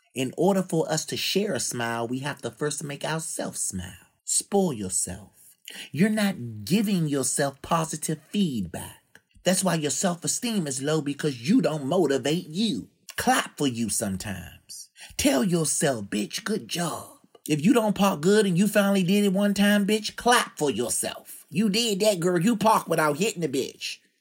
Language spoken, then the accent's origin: English; Washington, District of Columbia, United States; my hometown in Washington, D C